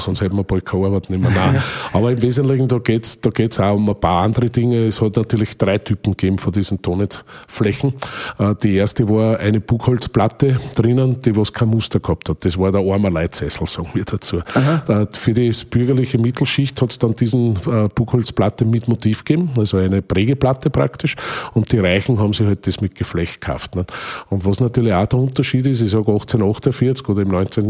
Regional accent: Waldviertel, Lower Austria, Austria; bei uns im Waldviertel

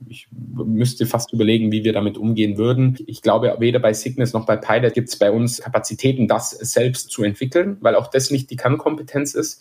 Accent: Bavaria, Germany; man hört's ja vielleicht, ich komme aus Bayern

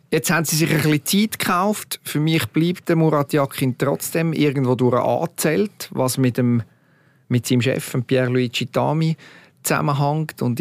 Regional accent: Switzerland; wir sind uns doch gewöhnt als Schweizer Nazi über Jahre

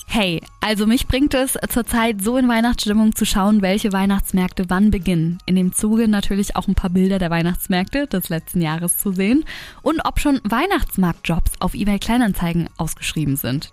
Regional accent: Germany; now in Hamburg, Germany; bei uns in Deutschland

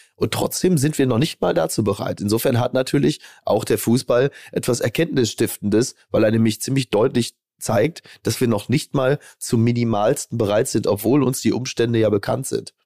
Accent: Germany; wir als Deutsche

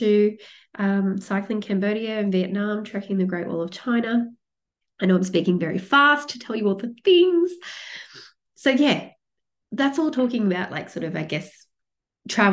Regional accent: Sydney, New South Wales, Australia; moved away as an adult; now in Melbourne, Australia; I grew up in Sydney, but I moved to Melbourne

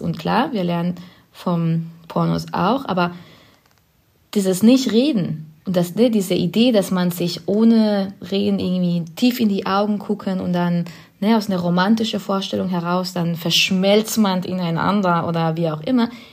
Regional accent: Spain; German is a second language; now in Berlin, Germany; ich komme aus Spanien ursprünglich und bin da aufgewachsen

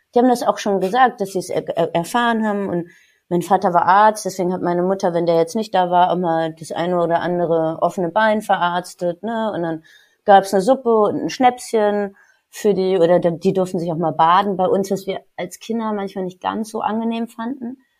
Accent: Marburg, Hesse, Germany; moved away as an adult; also born or lived in Paris / Munich; now in Cologne, Germany; Ich bin gebürtig aus Marburg, einer sehr, sehr schönen, alten, ehrwürdigen Universitätsstadt

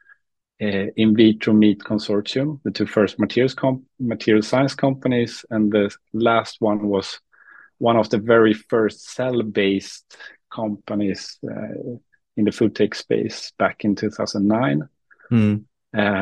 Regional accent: Uppsala, Uppsala County, Sweden; I'm from Uppsala, Sweden

